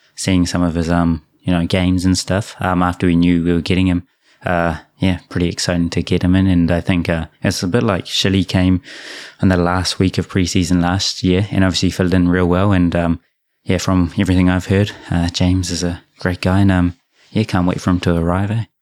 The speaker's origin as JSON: {"language": "English", "country": "Japan", "tie": "born or raised there", "said": "when I was born in Japan thirty years ago."}